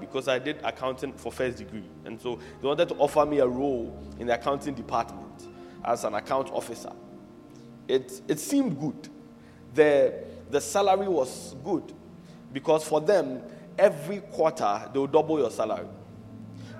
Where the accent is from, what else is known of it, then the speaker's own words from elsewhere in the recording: Accra, Greater Accra, Ghana; also born or lived in Chorkor, Accra; I was born in Choko, in Accra, but I don't live there now. I was raised in Mamprobi, but I don't live there now